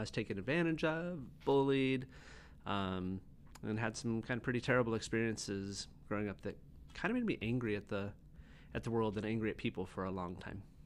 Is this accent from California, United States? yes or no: yes; San Luis Obispo, California, United States; also born or lived in Atascadero; I grew up on the Central Coast, mostly like San Luis Obispo and Atascadero.